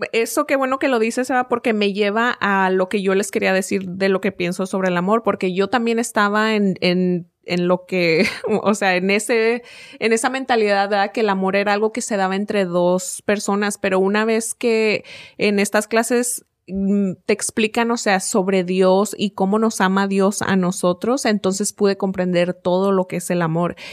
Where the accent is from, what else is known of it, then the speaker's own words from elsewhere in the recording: Mexico; moved away; creciendo en México